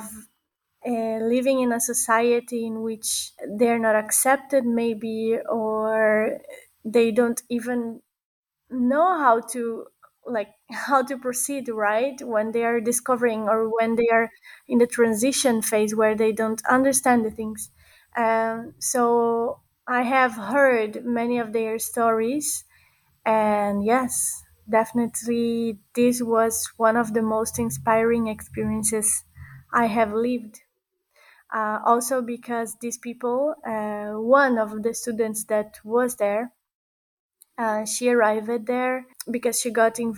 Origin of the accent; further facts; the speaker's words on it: Brazil; now in Barcelona, Spain; I was born and grown in Brazil. Now I live in Barcelona. I am Italo-Brazilian